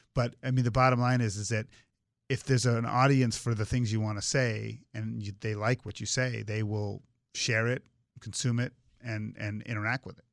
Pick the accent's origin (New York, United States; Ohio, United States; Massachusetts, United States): Massachusetts, United States; Swampscott; growing up in Swampscott, Massachusetts, where we had a rich baseball tradition